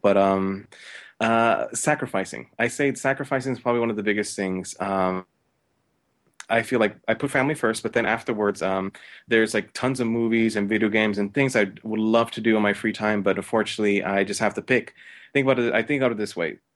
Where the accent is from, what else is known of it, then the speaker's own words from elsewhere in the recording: New York, United States; I'm originally from New York